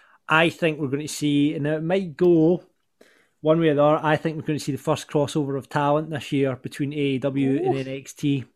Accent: Canada; Yeah, it's because I'm from Canada.

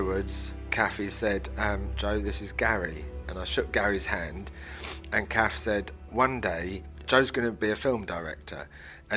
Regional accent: London, United Kingdom; when we were growing up in London, we used to go to this pub called the Old Red Lion in Islington.

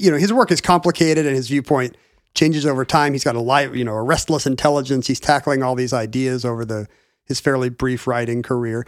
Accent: United States

